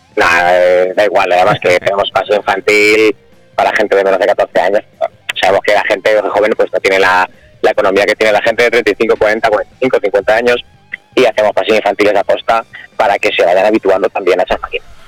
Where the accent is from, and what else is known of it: Mota del Cuervo, Castilla-La Mancha, Spain; also born or lived in Campo de San Juan